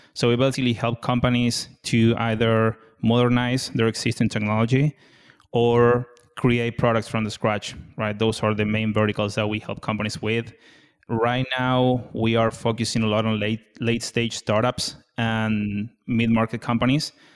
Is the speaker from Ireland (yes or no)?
no; Argentina; moved away as an adult; now in United States; born and raised in Argentina, and moved to the U S twenty nineteen.